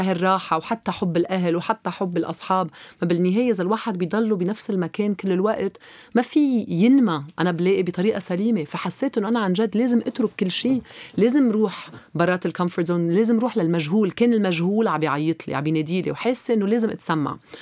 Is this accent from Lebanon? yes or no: yes; Lebanon; moved away as an adult; also born or lived in Los Angeles, United States; كلبنانيه عايشين دائما مع العائله